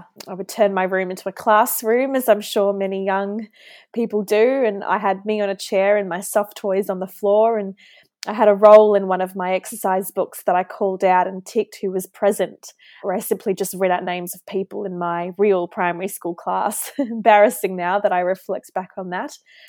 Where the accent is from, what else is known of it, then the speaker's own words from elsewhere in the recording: Auckland, New Zealand; moved away as an adult; also born or lived in Queensland, Australia / Hobart, Tasmania, Australia; now in Melbourne, Australia; So Ali, I actually grew up in Auckland, New Zealand with my mum, dad and younger brother. I did all of my schooling there, primary, secondary, and then I moved to Australia in 2014 to embark on my university journey.